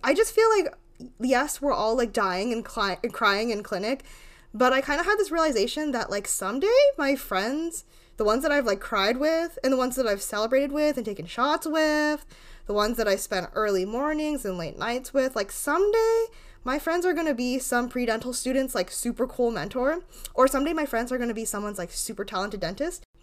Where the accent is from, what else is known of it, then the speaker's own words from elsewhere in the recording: Rhode Island, United States; I'm from, like, the smallest town ever in Rhode Island